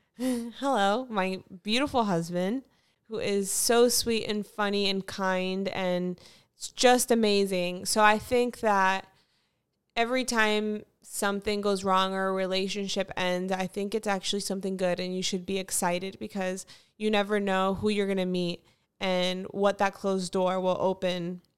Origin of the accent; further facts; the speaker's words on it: Fort Lauderdale, Florida, United States; moved away; I'm from Fort Lauderdale